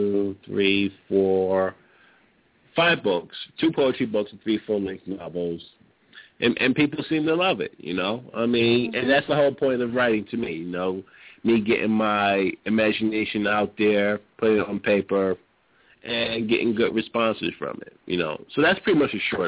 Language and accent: English; New York City, New York, United States; I grew up in New York, grew up in Brooklyn, grew up in the projects